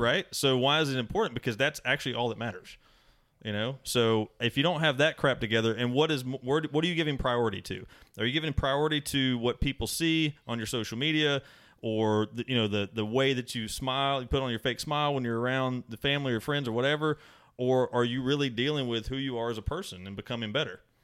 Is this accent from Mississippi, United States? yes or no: yes; Mississippi, United States; I'm from Mississippi.